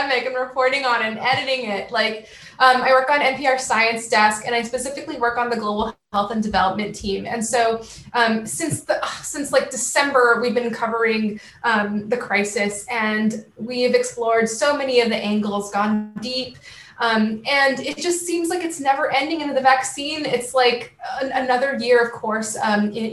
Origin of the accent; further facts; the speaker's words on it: California, United States; moved away as an adult; also born or lived in Syracuse, New York; my hometown, and traveling from California to New York